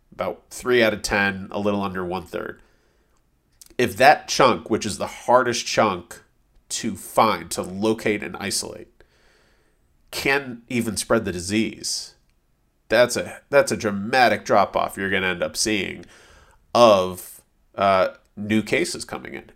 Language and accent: English; a suburb outside of Boston, Massachusetts, United States; moved away; growing up in a suburb outside of Boston